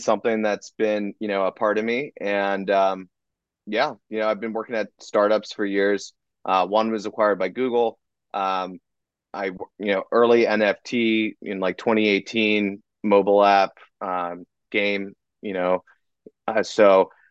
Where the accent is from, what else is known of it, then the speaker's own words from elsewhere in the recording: Los Angeles, California, United States; moved away as an adult; also born or lived in New York; I grew up in Los Angeles, in the Calabasas area